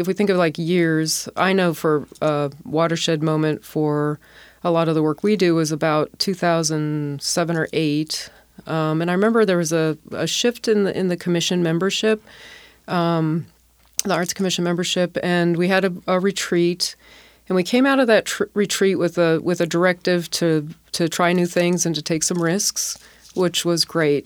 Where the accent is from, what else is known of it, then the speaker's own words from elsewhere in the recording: Milwaukee, Wisconsin, United States; also born or lived in Seattle / San Francisco / Washington, D.C.; now in Tacoma, United States; I come from the Midwest originally, M- Milwaukee